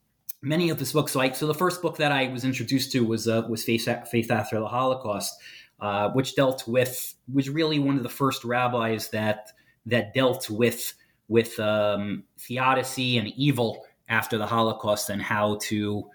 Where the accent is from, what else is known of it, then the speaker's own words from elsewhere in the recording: Brooklyn, New York, United States; I grew up in Brooklyn, New York. Went to Yeshiva Manhattan Beach for elementary school and Yeshiva Flatbush for high school.